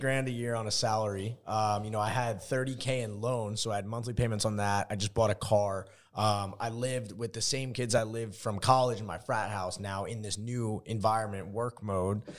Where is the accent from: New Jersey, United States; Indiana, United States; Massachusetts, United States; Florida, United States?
New Jersey, United States; moved away as an adult; also born or lived in Arizona; I'm from New Jersey